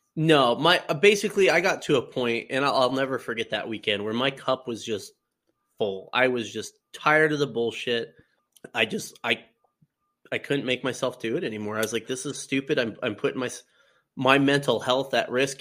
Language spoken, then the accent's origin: English; Colorado, United States; moved away as an adult; now in Iowa, United States; I, I born and raised in Colorado, lived there pretty much all my life